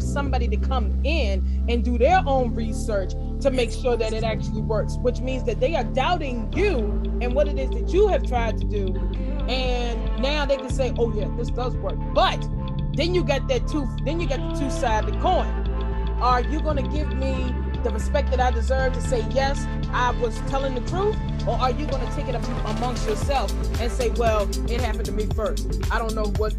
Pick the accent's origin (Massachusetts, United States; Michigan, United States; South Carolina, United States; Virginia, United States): Virginia, United States; my home state of VA